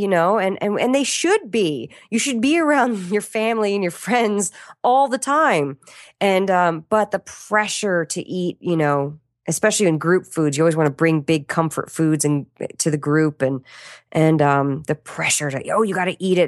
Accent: Washington, District of Columbia, United States; I'm from Washington, D C.

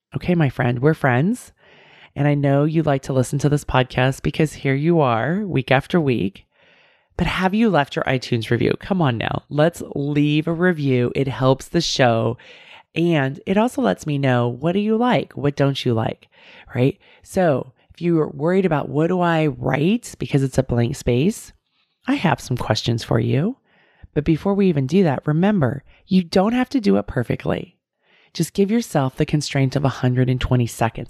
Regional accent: Bay Area, California, United States; I grew up in the Bay Area

